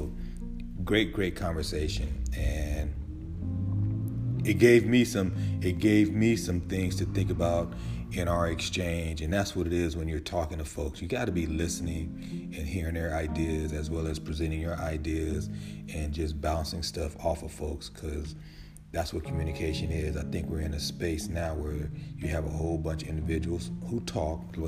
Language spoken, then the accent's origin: English; United States; now in Atlanta, United States